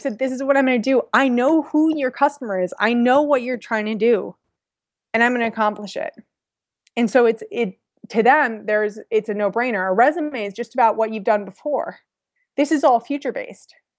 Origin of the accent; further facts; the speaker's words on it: San Francisco, California, United States; also born or lived in Virginia; I'm from San Francisco